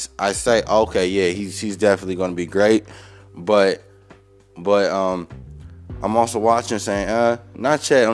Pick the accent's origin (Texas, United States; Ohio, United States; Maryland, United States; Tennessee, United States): Ohio, United States; Cleveland; I'm from Cleveland. I was born in Cleveland